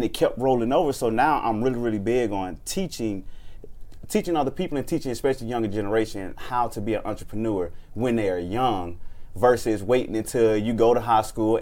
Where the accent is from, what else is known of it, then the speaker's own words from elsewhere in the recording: Atlanta, Georgia, United States; I grew up in Atlanta. College Park